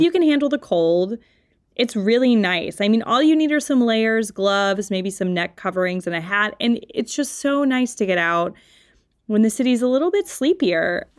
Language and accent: English; Louisiana, United States; now in Pittsburgh, United States; I'm from Louisiana